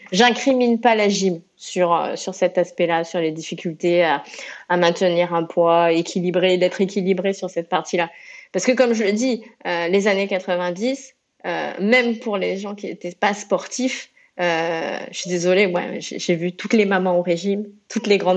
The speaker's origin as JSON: {"language": "French", "region": "Réunion", "country": "France", "moved": "yes", "lives_now": "Marseille, France", "said": "quand on est réunionnaise, on arrive à, Marseille dans les années 90"}